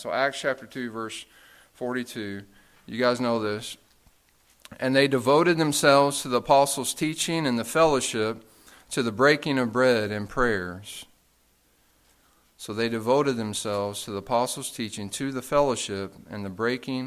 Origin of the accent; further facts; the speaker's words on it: United States; we are American, right? I mean, we're Christian. We're not American in the sense, right? We're Christian. That's our identity. But we did grow up in America